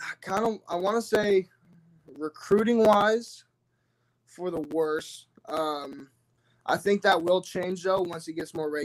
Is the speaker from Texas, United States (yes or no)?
no; Ferndale, Washington, United States; I'm from Ferndale, which has a rich Husky, you know, kind of legacy